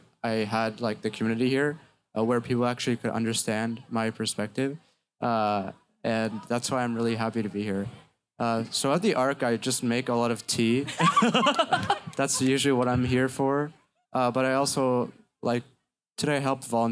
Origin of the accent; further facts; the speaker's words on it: Bay Area, California, United States; moved away as an adult; now in Indiana, United States; I grew up in California, and I didn't really think about race because I'm from the Bay Area